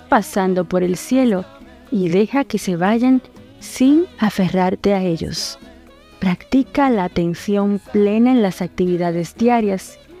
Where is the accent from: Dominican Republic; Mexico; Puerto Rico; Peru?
Dominican Republic; now in Argentina; una dominicana en Argentina.